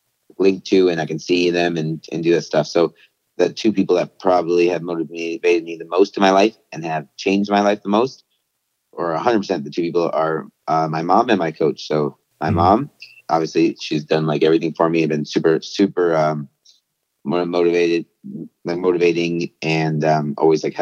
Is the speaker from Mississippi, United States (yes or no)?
no; Florida Keys, United States; now in Miami, United States; I am originally from the Florida Keys